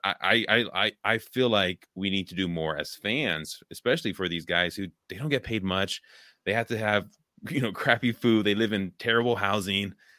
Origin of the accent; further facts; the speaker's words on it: Richmond, California, United States; moved away as an adult; now in Wisconsin, United States; I grew up there in the Bay Area, like, now I live in Wisconsin